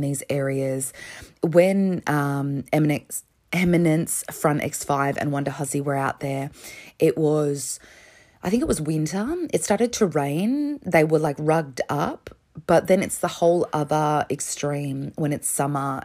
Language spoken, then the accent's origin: English; Melbourne, Victoria, Australia; as an Australian